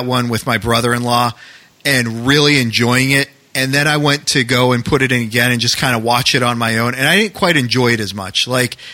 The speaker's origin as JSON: {"language": "English", "region": "New England", "country": "United States", "tie": "born or raised there", "moved": "yes", "said": "growing up in New England"}